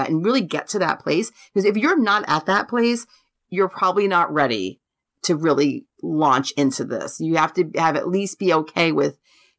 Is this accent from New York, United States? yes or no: yes; Rockville Centre, New York, United States; born there; and I was born in Rockville Center.